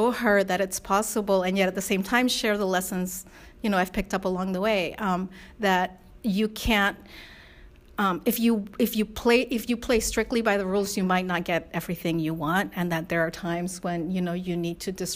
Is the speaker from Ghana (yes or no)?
no; Spain; moved away; my mom is white from Spain and my dad's Korean, and I was raised primarily in Spain